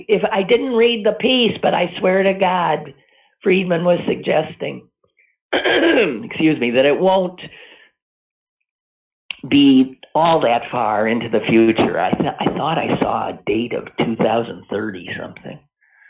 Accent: United States

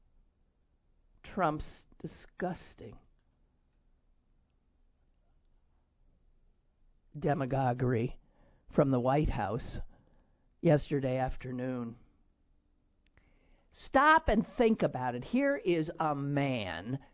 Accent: Squirrel Hill, Pennsylvania, United States; as an American Jew, as a Squirrel Hill Jew

